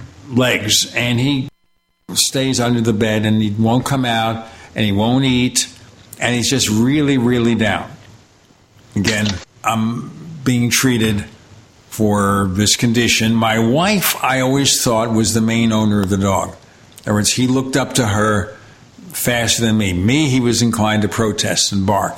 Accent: New York City, New York, United States; I grew up in Brooklyn

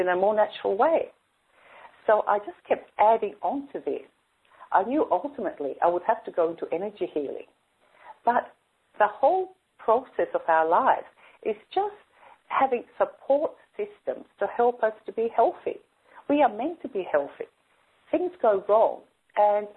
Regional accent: Sydney, New South Wales, Australia; I grew up in Sydney

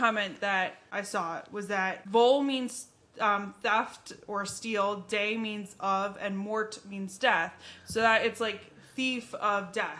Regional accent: United States; I was a very American. I'm very American

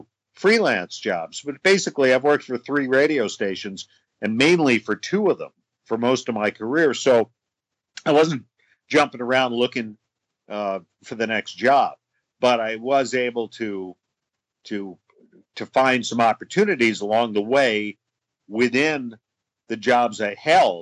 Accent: Washington, District of Columbia, United States; moved away as an adult; now in Chicago, United States; my hometown of Washington, D.C.

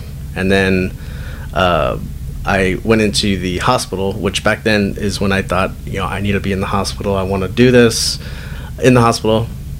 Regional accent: San Antonio, Texas, United States; also born or lived in Lubbock, Texas; I came back home, so I'm from San Antonio

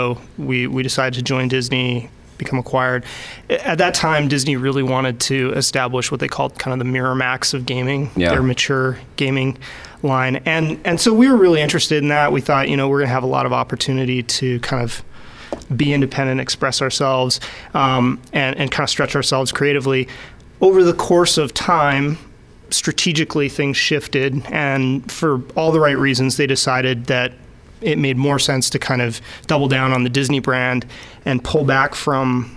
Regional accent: Vancouver, British Columbia, Canada; moved away as an adult; now in United States; this is my hometown

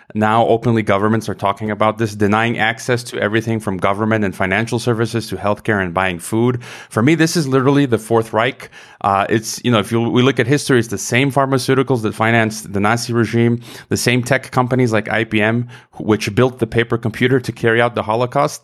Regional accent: United States; moved away as an adult; now in Mexico; my home country of the U S

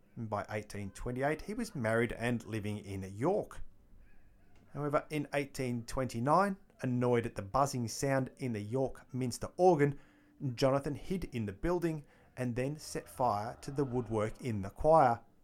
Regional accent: Melbourne, Victoria, Australia; It's actually my hometown

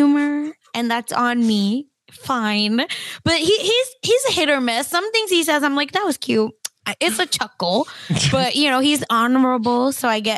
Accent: United States; as an American

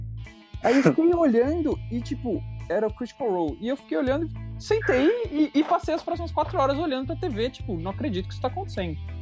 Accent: Brazil; como brasileiro

